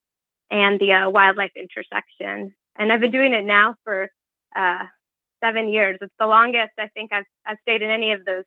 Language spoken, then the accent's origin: English; Midwest, United States; moved away; where I grew up back in the Midwest